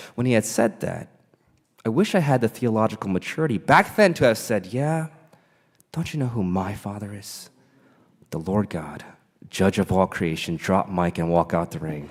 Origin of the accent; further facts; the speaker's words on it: Caldwell, New Jersey, United States; I grew up in Caldwell, two towns over from Montclair